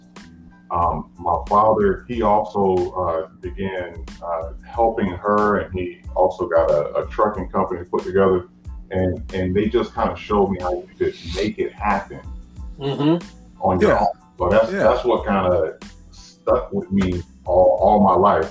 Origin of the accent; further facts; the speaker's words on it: Fort Myers, Florida, United States; I'm from Fort Myers, Florida, a little country town down in Florida.